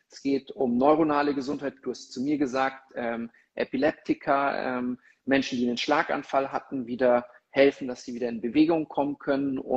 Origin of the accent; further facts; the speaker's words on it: Munich, Bavaria, Germany; now in Mexico; Ich habe schon gesehen, 17 Grad, zumindest in meiner Heimatstadt München und die Sonne scheint.